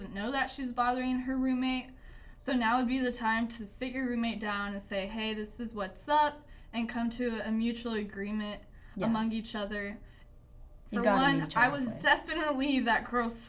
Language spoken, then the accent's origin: English; Thomas, Oklahoma, United States; now in Weatherford, United States; I'm originally from Thomas, Oklahoma